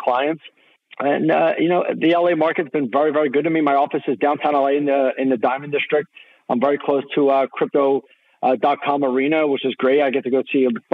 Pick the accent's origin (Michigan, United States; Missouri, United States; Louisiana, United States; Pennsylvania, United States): Pennsylvania, United States; Philadelphia; moved away as an adult; also born or lived in Paris, France / Pittsburgh, Pennsylvania; now in Los Angeles, United States; moved to Philadelphia when I was seven. Grew up in the Philadelphia area until after college.